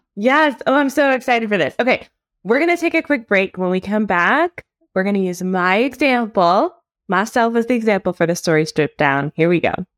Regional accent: Miami, Florida, United States; moved away; also born or lived in Atlanta; I'm from Atlanta, but like I was born in Miami

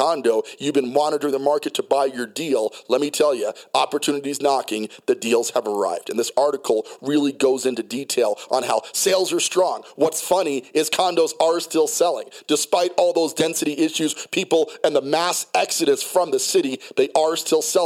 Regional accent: New York City, New York, United States; also born or lived in New Jersey / Colorado Springs, Colorado; now in Denver, United States; I was born in New Jersey, raised in Brooklyn, New York. The city runs very deep into my psyche, okay? I'm just naturally a city guy. I can dabble in the suburbs. I grew up in the burbs, Colorado Springs, Colorado.

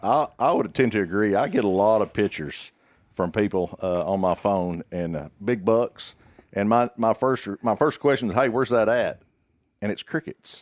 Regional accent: Greenwood, Arkansas, United States; I'm from, uh, Sebastian County, uh, born and raised in Greenwood.

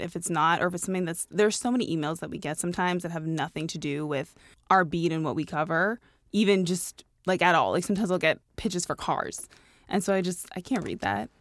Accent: Toronto, Ontario, Canada; I grew up in Toronto

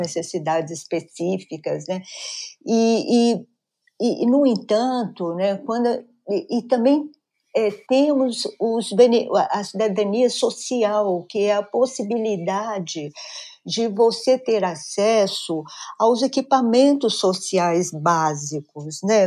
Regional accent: Minas Gerais, Brazil; Sou mineira de nascimento

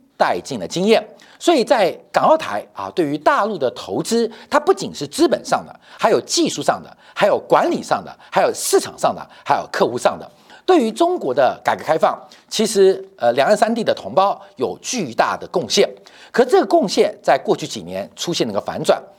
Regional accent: Taiwan; 对我们台湾人最直接关心的

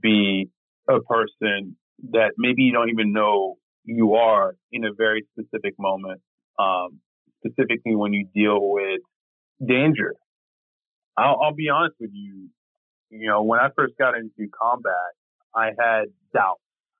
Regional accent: France; now in United States; growing up in the neighborhoods I grew up in France

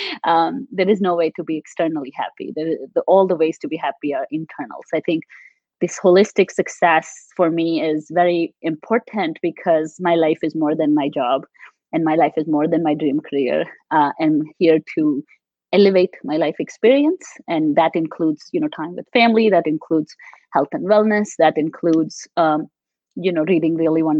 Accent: Delhi, India; also born or lived in Maharashtra, India; now in United States; I grew up a lot in Delhi

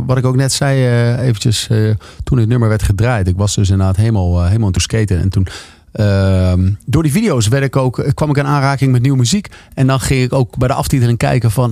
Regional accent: Leusden, Utrecht, Netherlands; ik kom uit Leusden. Dat is gewoon een Phoenix wijk onder de Phoenix dorp onder de rook van Amersfoort

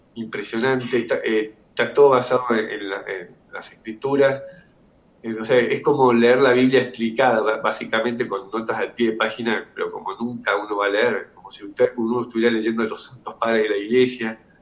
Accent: Argentina; yo soy una familia eh, normal de, Argentina, clase media

